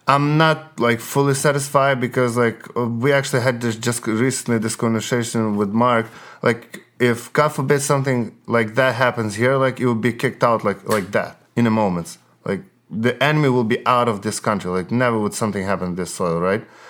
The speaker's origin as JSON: {"language": "English", "region": "Western Ukraine", "country": "Ukraine", "tie": "born or raised there", "second_language": "English", "moved": "yes", "said": "I'm from Western, so I grew up, like, as a, like, Ukrainian, Ukrainian, hardcore Ukrainian."}